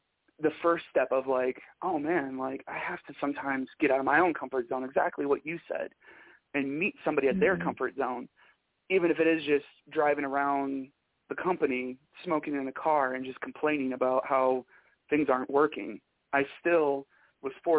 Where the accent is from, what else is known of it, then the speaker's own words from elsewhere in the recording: Michigan, United States; moved away; I'm from Michigan